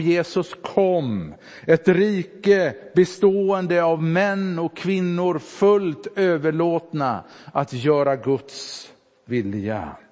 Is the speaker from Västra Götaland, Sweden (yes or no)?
yes; Sävedalen, Västra Götaland, Sweden; moved away; När bedjarna där hemma i Sävedalen ställde sig upp och bad i bänkarna